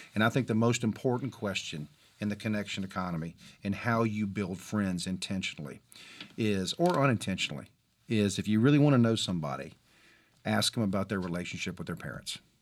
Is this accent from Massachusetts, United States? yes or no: no; Mobile, Alabama, United States; I'm from Mobile, Alabama